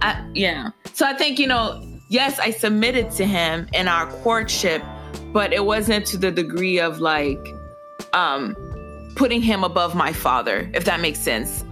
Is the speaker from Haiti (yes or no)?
yes; Haiti; moved away; I'm originally, I was born in Haiti, I'm fully Haitian. My parents are Haitian